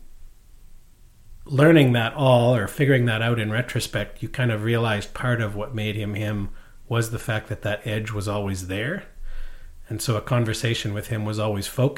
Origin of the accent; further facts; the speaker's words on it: Maidstone, Saskatchewan, Canada; moved away; also born or lived in New York; Near the Alberta border, outside Lloydminster, in a little town called Maidstone on the Yellowhead